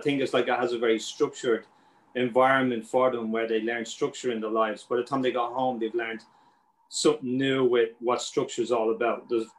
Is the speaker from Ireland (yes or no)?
yes; Dublin, Leinster, Ireland; now in New York, United States; I'm from Dublin originally.